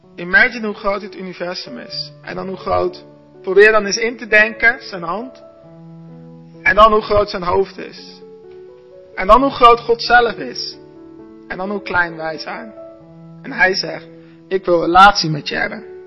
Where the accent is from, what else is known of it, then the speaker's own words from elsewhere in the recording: Arnhem, Gelderland, Netherlands; also born or lived in Gouda; now in Zwijndrecht, Netherlands; Ik ben geboren in Gouda, opgegroeid in Arnhem.